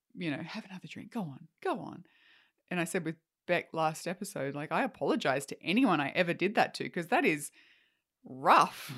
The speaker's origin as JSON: {"language": "English", "country": "Australia", "also_born_or_lived": "Canada", "said": "as an Australian"}